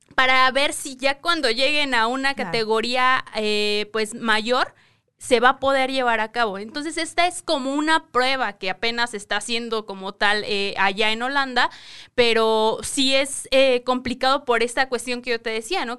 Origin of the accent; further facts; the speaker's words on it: State of Mexico, Mexico; venimos de el Estado de México